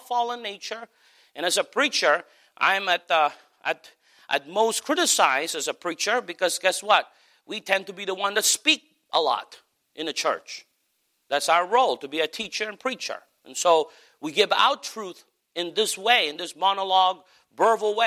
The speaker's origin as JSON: {"language": "English", "country": "United States", "also_born_or_lived": "Philippines", "said": "We absolutely come across as Americans"}